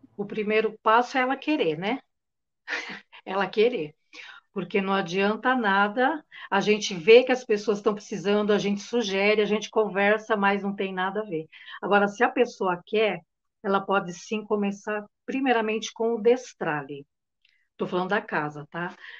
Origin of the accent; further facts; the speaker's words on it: São Paulo, Brazil; eu sou de São Paulo, capital